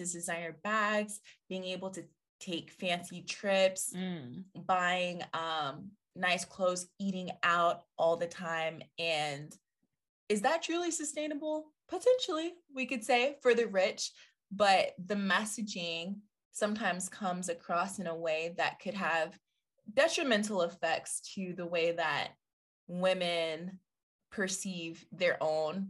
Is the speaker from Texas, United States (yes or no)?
no; Atlanta, Georgia, United States; I'm from Atlanta